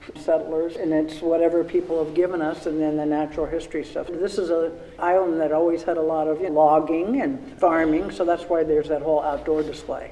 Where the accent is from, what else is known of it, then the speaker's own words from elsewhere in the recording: Washington, District of Columbia, United States; moved away; I grew up in Washington, D.C., went to the Smithsonian every grade one, grade two, grade three